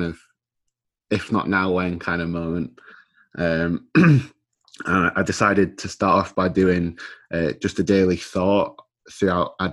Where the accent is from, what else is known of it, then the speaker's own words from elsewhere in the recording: Scarborough, Yorkshire and the Humber, United Kingdom; I'm from Scarborough. I was born and raised in Scarborough.